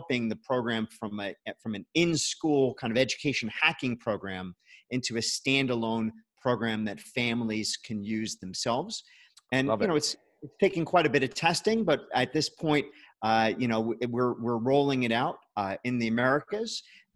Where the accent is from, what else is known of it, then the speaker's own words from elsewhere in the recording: New York, United States; now in Boca Raton, United States; I'm originally from New York